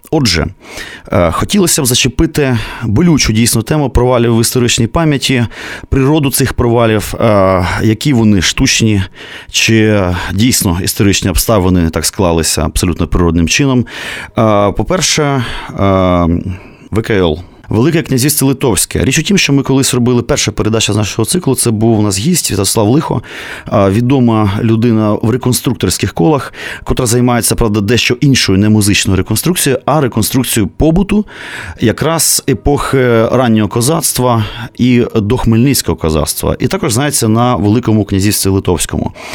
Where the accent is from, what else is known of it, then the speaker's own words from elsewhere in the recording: Kyiv, Ukraine; я, киянин, котрого рятувало тільки те, що я ходив в українську школу